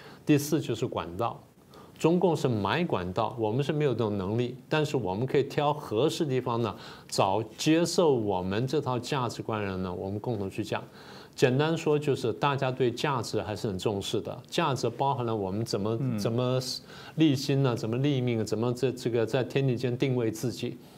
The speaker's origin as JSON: {"language": "Chinese", "country": "Taiwan", "said": "我们台湾人"}